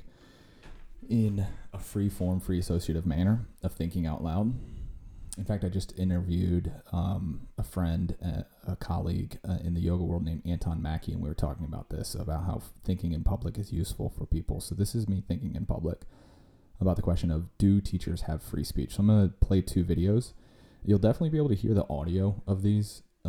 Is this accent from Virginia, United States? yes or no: yes; Virginia, United States; my home state of Virginia